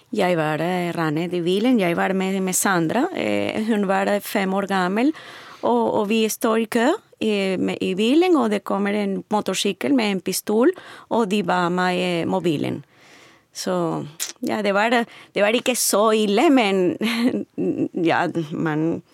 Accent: Venezuela; Norwegian is a second language; moved away as an adult; also born or lived in Caracas; now in Norway; Jeg kommer fra Venezuela.

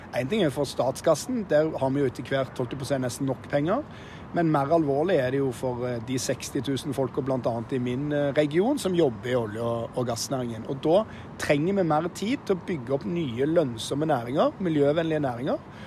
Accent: Stavanger, Rogaland, Norway; moved away; helt siden jeg ble født i Stavanger. Jeg er jo derfra

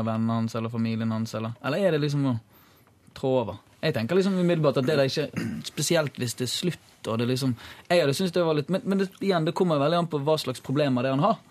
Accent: Bergen, Vestland, Norway; jeg kommer fra Kalfarat. Det er sånn snobbe snobbedelen av Bergen

